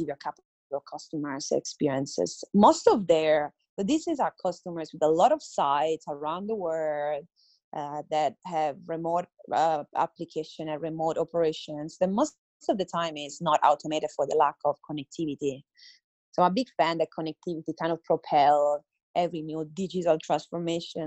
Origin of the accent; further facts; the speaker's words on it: Italy; now in Adelaide, Australia; I'm Italian.